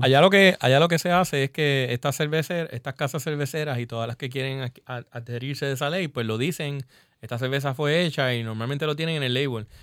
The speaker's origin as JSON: {"language": "Spanish", "country": "Puerto Rico", "said": "nosotros queremos aquí como brewers puertorriqueños"}